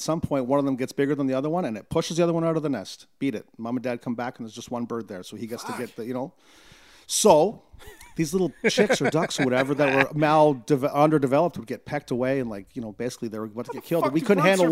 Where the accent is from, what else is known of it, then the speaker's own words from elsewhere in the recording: Newmarket, Ontario, Canada; We grew up in Newmarket